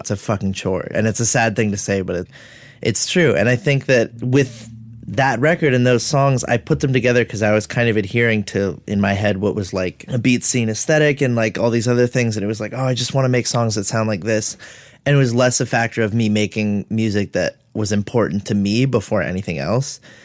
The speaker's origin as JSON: {"language": "English", "town": "Los Angeles", "region": "California", "country": "United States", "tie": "born or raised there", "also_born_or_lived": "Winnetka, Los Angeles / Chatsworth, Los Angeles", "said": "I am from San Fernando Valley, so I grew up in, like, Woodland Hills and then moved to Winnetka during high school"}